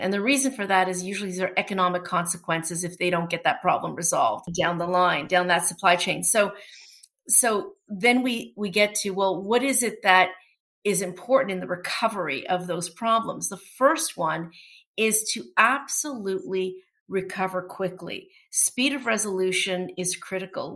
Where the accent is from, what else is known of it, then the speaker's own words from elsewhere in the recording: Toronto, Ontario, Canada; first language Portuguese; English is a second language; also born or lived in New York, United States; I'm a Toronto native. I grew up here in Toronto, born and raised